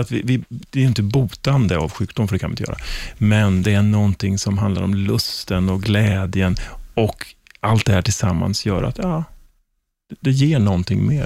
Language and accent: Swedish; Sweden; som svensk